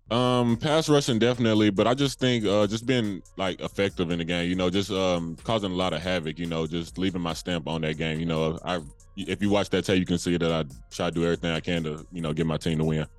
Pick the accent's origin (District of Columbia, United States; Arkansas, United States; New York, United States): Arkansas, United States; England; my hometown of England, Arkansas